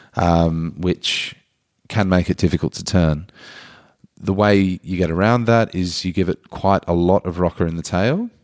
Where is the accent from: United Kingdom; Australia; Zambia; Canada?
Australia; as an Australian